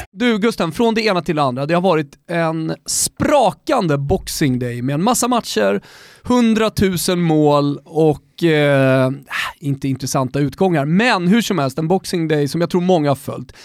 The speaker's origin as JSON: {"language": "Swedish", "town": "Rönninge", "region": "Stockholm County", "country": "Sweden", "said": "jag är från Rönninge"}